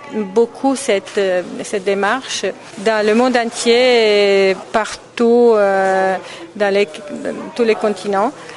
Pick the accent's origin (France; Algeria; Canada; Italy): Italy; je suis italienne, artiste italienne